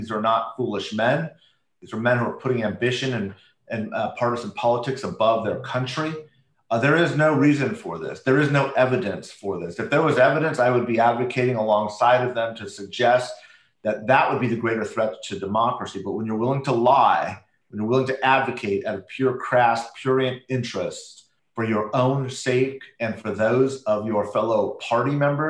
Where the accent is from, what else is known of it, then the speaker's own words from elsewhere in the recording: United States; I'm an American before I'm a Republican